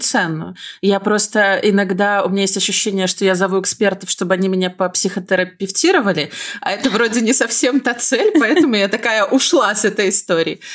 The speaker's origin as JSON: {"language": "Russian", "country": "Belarus", "said": "я из Беларуси"}